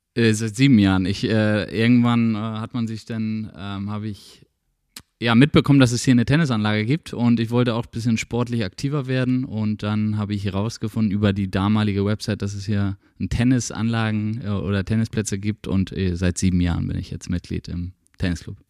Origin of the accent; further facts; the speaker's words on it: Nortorf, Schleswig-Holstein, Germany; now in Schwarzenbek, Germany; als Nordhoffer muss man immer sagen, das ist der geografische Mittelpunkt von Schleswig-Holstein